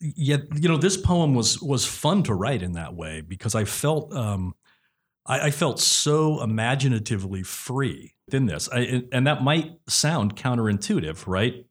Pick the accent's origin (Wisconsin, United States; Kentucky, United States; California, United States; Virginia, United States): California, United States; San Leandro; I grew up in San Leandro